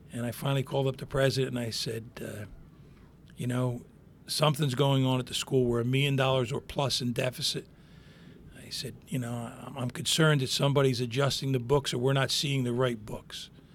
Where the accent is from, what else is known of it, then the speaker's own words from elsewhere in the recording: Hammonton, New Jersey, United States; born and raised in Hamilton, graduated in the same class